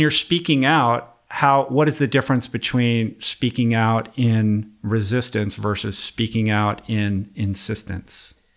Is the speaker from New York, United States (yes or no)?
no; Washington, District of Columbia, United States; moved away as an adult; now in Los Angeles, United States; I grew up in Washington, D C. I grew up in politics